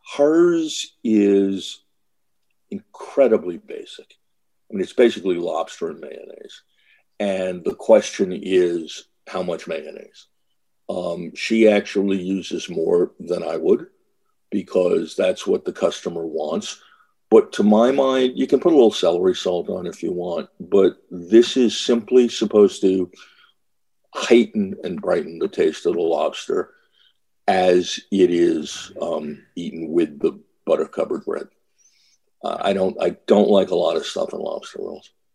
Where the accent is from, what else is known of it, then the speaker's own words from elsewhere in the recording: Western Massachusetts, United States; I grew up in Western Mass